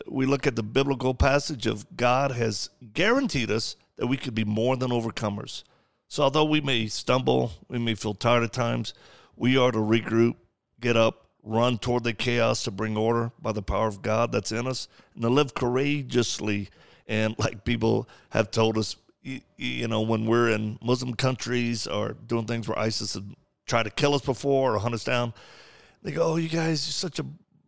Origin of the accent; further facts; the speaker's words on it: the South, United States; I'm from the South.